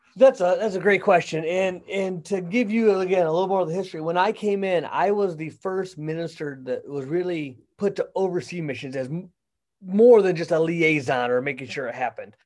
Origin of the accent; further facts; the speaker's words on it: Michigan, United States; moved away as an adult; also born or lived in Kentucky / Florida / Missouri; now in Wentzville, United States; I grew up in Michigan